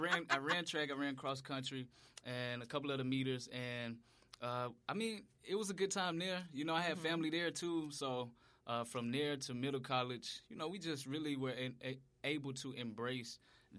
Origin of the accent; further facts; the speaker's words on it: Memphis, Tennessee, United States; Ooh, I'm from Memphis.